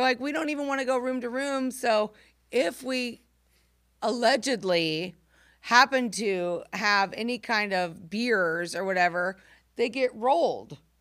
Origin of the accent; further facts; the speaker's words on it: Camargo, Illinois, United States; moved away; I grew up in Camargo, Illinois